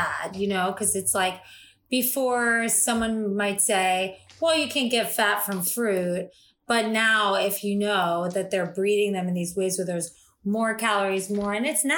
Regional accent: South Florida, United States; I grew up in South Florida

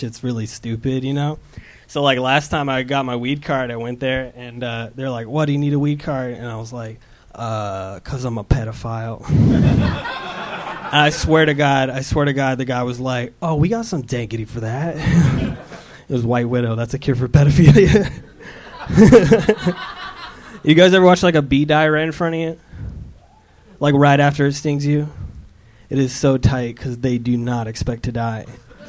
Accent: Seattle, Washington, United States; now in Los Angeles, United States; I'm from Seattle.

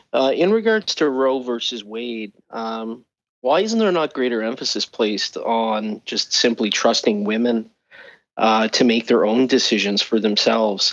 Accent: Canada; I'm speaking as a Canadian

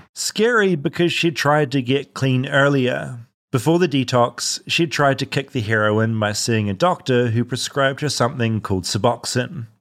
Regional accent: New Zealand; moved away; my New Zealand roots

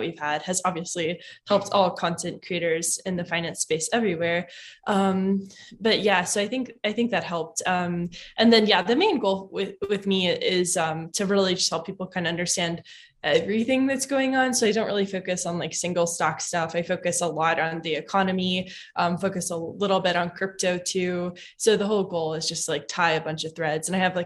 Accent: Kentucky, United States; I'm from Kentucky

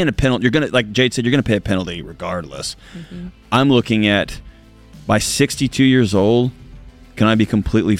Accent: Houston, Texas, United States; I grew up in Houston

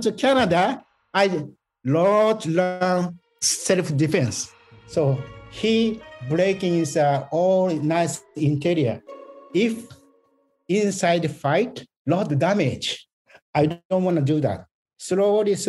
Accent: Japan; English is a second language; moved away as an adult; also born or lived in Osaka; I was born 1950, very close to Okinawa

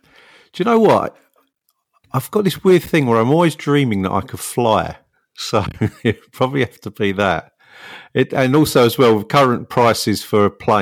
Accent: London, United Kingdom; I'm a South London boy, born and bred, and then that's where I worked as well.

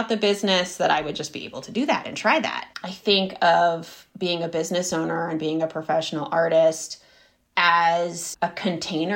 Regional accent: Berkeley, California, United States; moved away as an adult; also born or lived in Florence, Italy; we grew up in Berkeley

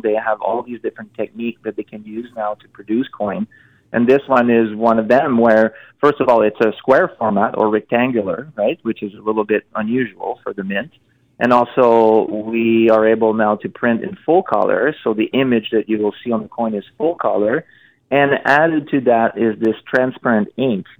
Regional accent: Montreal, Quebec, Canada; I'm from Montreal

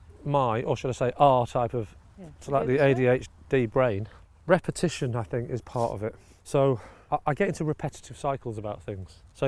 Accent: Rochdale, North West England, United Kingdom; also born or lived in Southport; And so we grew up in Rochdale in the Dog and Partridge.

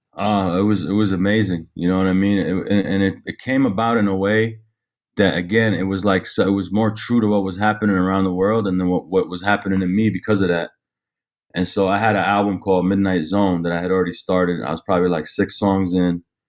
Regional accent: Ottawa, Ontario, Canada; also born or lived in Toronto; I grew up in Ottawa

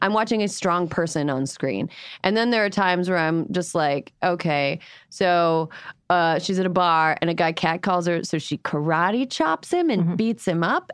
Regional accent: Wisconsin, United States; I grew up in Wisconsin with the highest possible tolerance for cheese

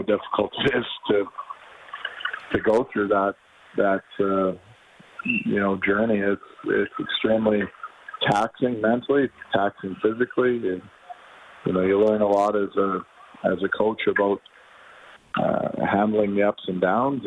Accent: Edmonton, Alberta, Canada; now in Calgary, Canada; Edmonton is my hometown, my whole life growing up

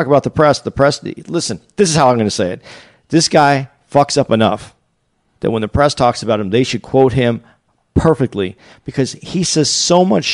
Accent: Arizona, United States; I'm from Arizona

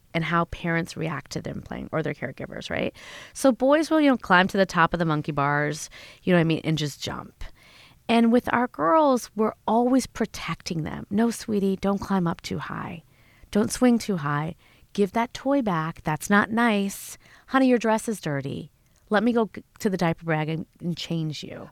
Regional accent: Schaumburg, Illinois, United States; I grew up in Schaumburg, Illinois

